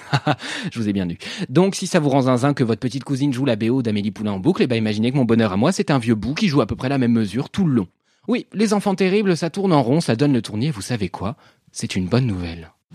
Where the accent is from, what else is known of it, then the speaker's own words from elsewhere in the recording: France; also born or lived in Paris / Normandy; je suis parisien et normand